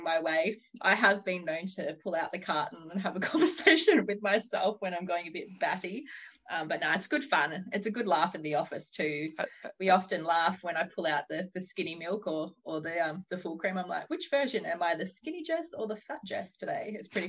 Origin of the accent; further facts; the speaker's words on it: Macedon Ranges, Victoria, Australia; now in Western Australia, Australia; I'm originally from Victoria. I'm from Macedon Ranges in Victoria. I wouldn't really call it remote by WA standards, but it is classed as country Vic, I guess. So I'm from the lovely Macedon Ranges